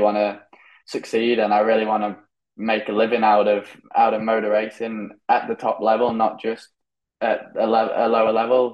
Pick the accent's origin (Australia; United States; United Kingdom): United Kingdom; now in Spain; I'm British. I haven't had the same upbringing as the rest of them